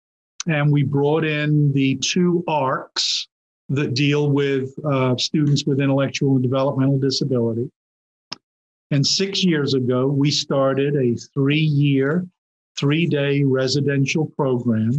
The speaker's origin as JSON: {"language": "English", "region": "England", "country": "United Kingdom", "tie": "born or raised there", "moved": "yes", "said": "I grew up in England"}